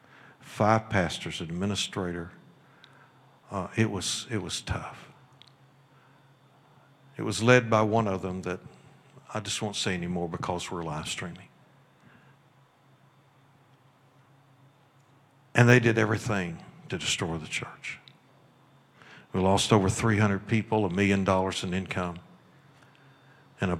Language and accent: English; Kentucky, United States; moved away as an adult; also born or lived in Missouri; I'm from Kentucky